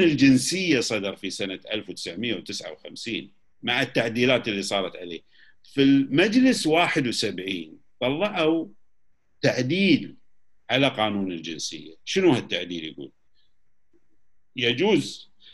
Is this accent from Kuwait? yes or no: yes; Kuwait; احنا ككويتيين